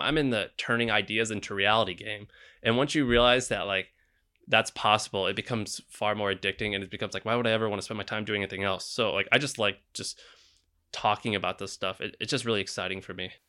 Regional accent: Missouri, United States; now in San Francisco, United States; I'm from Missouri

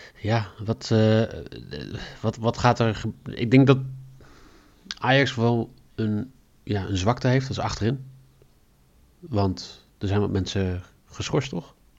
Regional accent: Netherlands; als Nederlanders

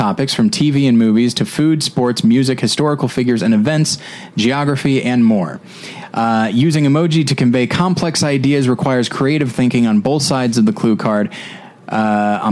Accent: Taft, California, United States; In Taft, my actual hometown, I say Bakersfield area.

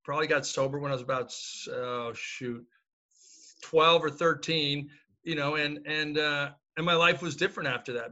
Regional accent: Hawaii, United States; I grew up in Hawaii

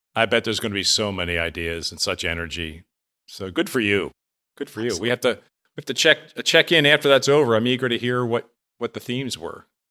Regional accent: near Reading, Pennsylvania, United States; moved away; I grew up near Reading, Pennsylvania.

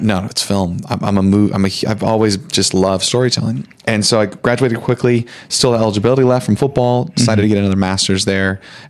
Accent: Santa Barbara, California, United States; also born or lived in Berkeley, California; grew up in Santa Barbara, left Santa Barbara, went up to NorCal and went to Berkeley for school when I was 18

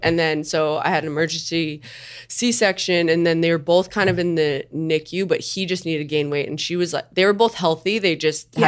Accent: Long Island, New York, United States; I grew up on Long Island

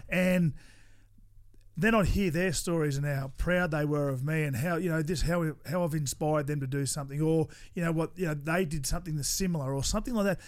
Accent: Toowoomba, Queensland, Australia; I grew up in Toowoomba with four boys in my family

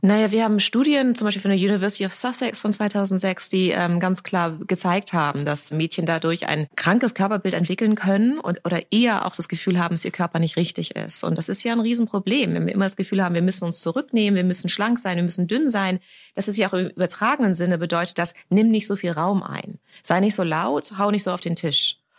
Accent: Germany; also born or lived in London, United Kingdom; ich bin Deutsch-Britin

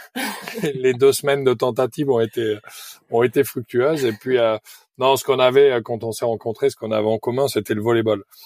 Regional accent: Périgueux, Nouvelle-Aquitaine, France; Je suis originaire de Périgueux, en Dordogne

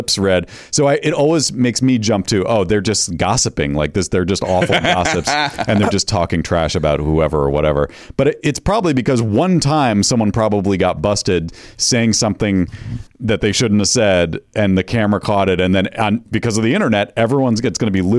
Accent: New England, United States; I grew up in New England

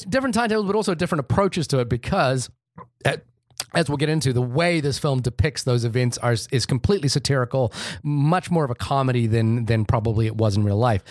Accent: India; I'm Indian

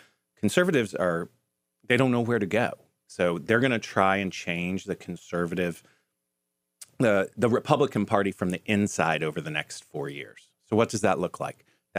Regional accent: Wichita, Kansas, United States; I'm from Kansas.

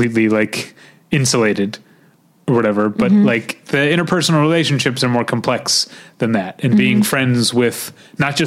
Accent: Midwest, United States; accent: Midwestern; now in Los Angeles, United States; my Midwestern accent

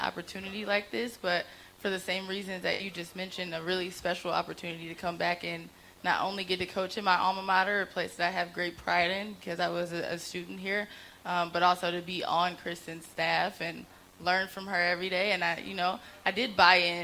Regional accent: Chicago, Illinois, United States; I'm from Chicago

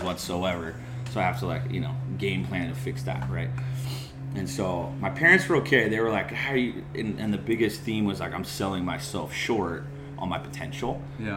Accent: North San Diego County, California, United States; I grew up in North San Diego County, inland a little bit

